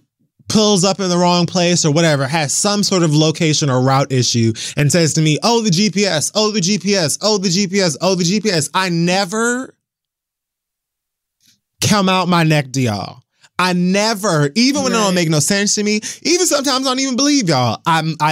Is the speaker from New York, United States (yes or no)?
no; Miami, Florida, United States; moved away; being away from my hometown has allowed me to appreciate it far, far, far more than when I lived here.